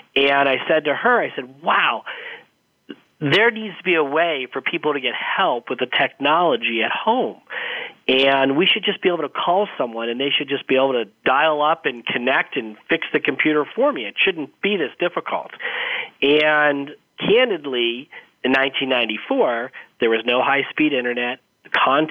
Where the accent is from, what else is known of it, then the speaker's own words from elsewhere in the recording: Arizona, United States; I grew up in Arizona. So I'm one of the few people that grew up in Arizona